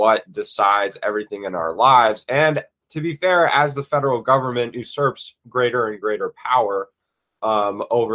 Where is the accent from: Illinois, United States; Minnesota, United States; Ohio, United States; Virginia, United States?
Virginia, United States; also born or lived in Florida; I'm from Virginia